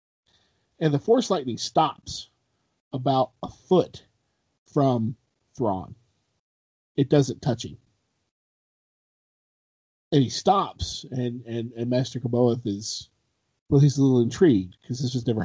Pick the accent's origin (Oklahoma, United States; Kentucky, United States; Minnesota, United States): Kentucky, United States; I'm from Kentucky